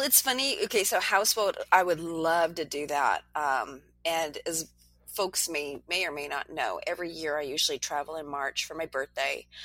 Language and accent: English; New Hampshire, United States; moved away; my home state of New Hampshire